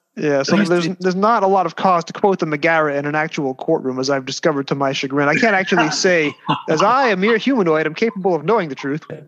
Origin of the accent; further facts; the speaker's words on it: New York City, New York, United States; accent: Brooklyn; that's my Brooklyn accent